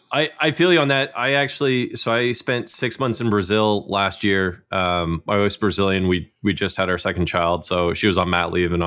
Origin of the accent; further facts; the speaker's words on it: Canada; I am Canadian.